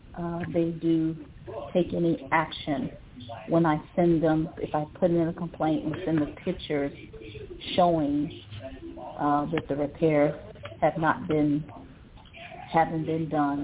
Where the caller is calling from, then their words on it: Ohio, United States; I'm from Ohio.